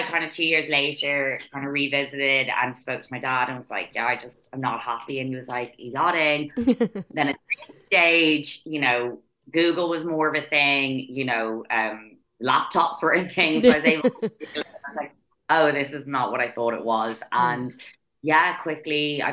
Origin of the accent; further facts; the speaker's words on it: Dublin, Leinster, Ireland; I moved to Dublin when I was six, and I lived in Glenageary. So most of my childhood, I grew up in Glenageary